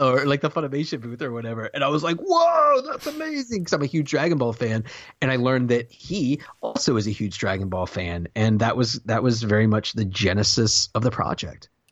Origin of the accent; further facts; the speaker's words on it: the South, United States; I'm from the South